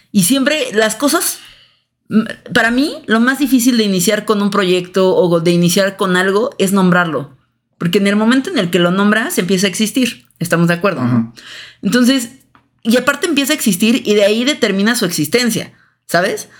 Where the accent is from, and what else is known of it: Mexico